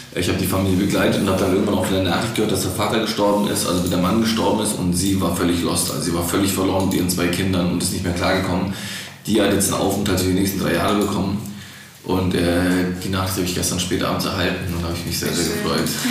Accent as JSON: {"language": "German", "area": "Black Forest", "region": "Baden-Württemberg", "country": "Germany", "tie": "born or raised there", "lives_now": "Stuttgart, Germany", "said": "ich bin hier im Schwarzwald auf die Welt gekommen"}